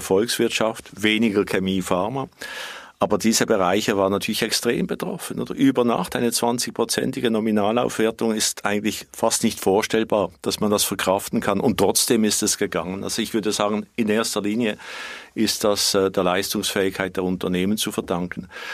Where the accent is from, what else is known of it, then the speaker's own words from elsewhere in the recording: Switzerland; bei uns in der Schweiz